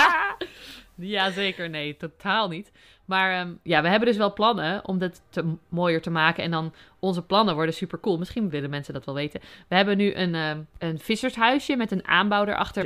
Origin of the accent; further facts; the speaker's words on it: Overijssel, Netherlands; moved away as an adult; also born or lived in Utrecht; now in Noordwijk, Netherlands; ik ben ehm, opgegroeid in Overijssel